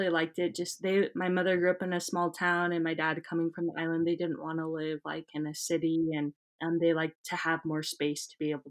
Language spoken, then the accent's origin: English; Payson, Utah, United States; also born or lived in Philippines; I grew up in Utah County of Utah, so the heart of Utah. I am the oldest of three kids. My dad is Tongan. He grew up in Tonga and he moved to the U.S. when he was 18. My mother identifies Hispanic, Native